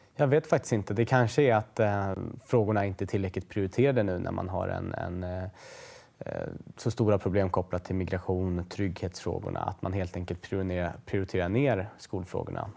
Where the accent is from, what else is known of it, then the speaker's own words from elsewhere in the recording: Stockholm, Stockholm County, Sweden; Husby som är ju såklart ett bostadsområde norr om Stockholm där jag är född och växte upp kring Järvafältet